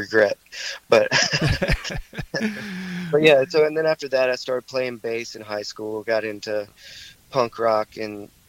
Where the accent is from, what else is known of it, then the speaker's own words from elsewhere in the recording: High Point, North Carolina, United States; also born or lived in Greensboro; I grew up in High Point, so, you know, I've lived all over the place, but for most of my life I've lived in High Point in Greensboro.